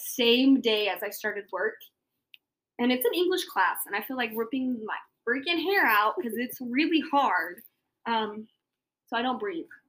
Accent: Tooele, Utah, United States; also born or lived in Salt Lake City, Utah; But I was raised in Tooele, Utah. I was born in Salt Lake, but my parents lived in Tooele.

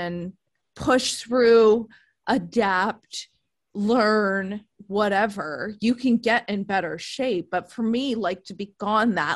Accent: East Coast, United States; moved away as an adult; now in San Diego, United States; I'm from the East Coast originally

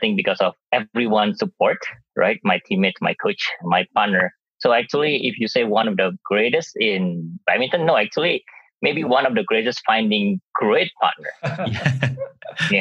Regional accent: Surabaya, East Java, Indonesia; moved away as an adult; now in United States; my hometown in Surabaya, Indonesia

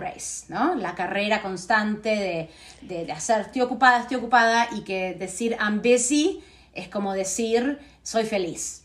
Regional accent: Buenos Aires, Argentina; first language Spanish; moved away as an adult; now in United States; yo me crié en Argentina. Sí. Hasta los 22 años.

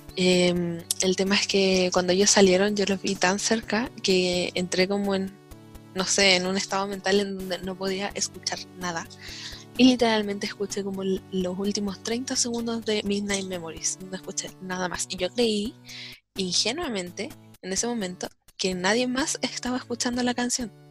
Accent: Santiago, Santiago Metropolitan Region, Chile; yo soy de Santiago

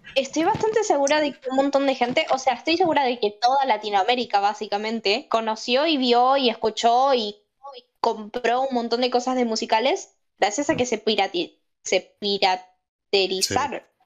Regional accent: Argentina

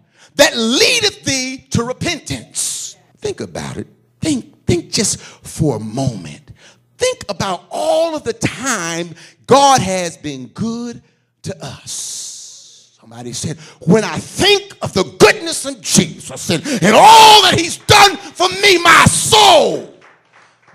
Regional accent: Philadelphia, Pennsylvania, United States; I come from Philadelphia. When I was a young man, I went to more funerals than I ever have as an adult

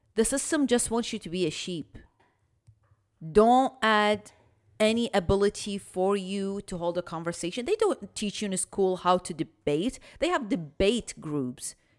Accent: Iraq; moved away; I'm from Iraq

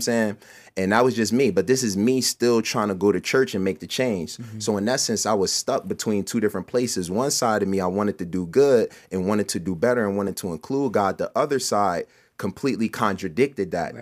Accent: Camden, New Jersey, United States; I am from Camden, New Jersey

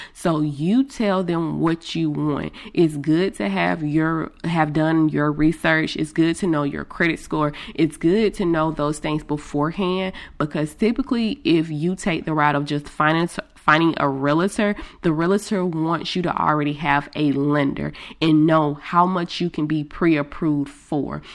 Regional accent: Greenville, United States; since I am from Greenville

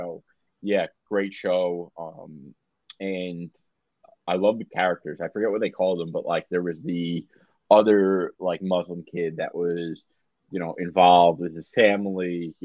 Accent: New York City, New York, United States; as a New Yorker

